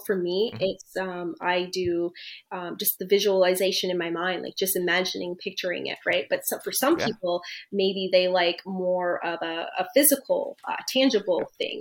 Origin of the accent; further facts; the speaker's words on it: East Coast, Canada; moved away as an adult; now in Toronto, Canada; I'm from the East Coast originally. I'm now located in Toronto, but I'm originally from the East Coast.